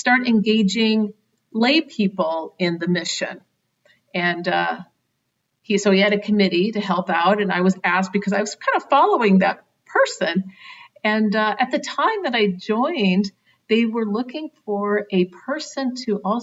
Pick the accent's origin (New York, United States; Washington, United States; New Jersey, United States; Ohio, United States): Washington, United States; Seattle; moved away as an adult; also born or lived in Idaho / Florida / Carbondale, Illinois; I grew up in Seattle, Washington, went to the University of Washington.